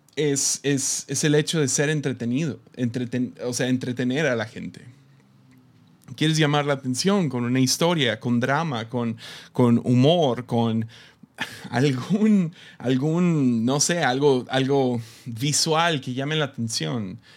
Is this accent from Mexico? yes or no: yes; Tepic, Nayarit, Mexico; Somos de Tepic. Ah, nosotros aquí en Tepic, ah, usualmente no viajamos